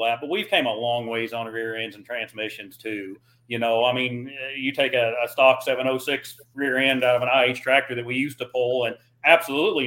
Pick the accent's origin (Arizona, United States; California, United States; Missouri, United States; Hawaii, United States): Missouri, United States; I'm from Missouri